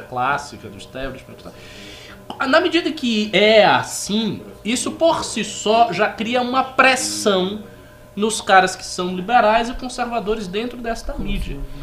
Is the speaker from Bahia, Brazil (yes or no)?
yes; Bahia, Brazil; moved away; quando eu coordenava o MBL lá na Bahia